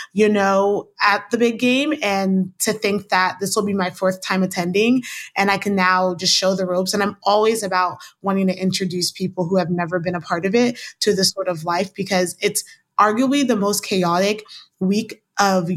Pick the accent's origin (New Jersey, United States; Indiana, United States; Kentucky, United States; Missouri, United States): Missouri, United States; Kansas City; also born or lived in overseas (birthplace); now in Washington DC, United States; I was born overseas, but I grew up in Kansas City